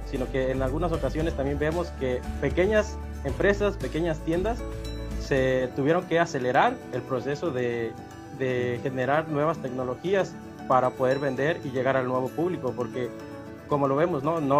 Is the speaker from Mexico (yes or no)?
yes; Coyuca de Catalán, Guerrero, Mexico; yo vengo de Coyuca de Catalán, soy de Coyuca de Catalán y mis estudios, los de bachillerato, fueron en el plantel 5 de bachilleres de Coyuca de Catalán con la especialidad de físico-matemático.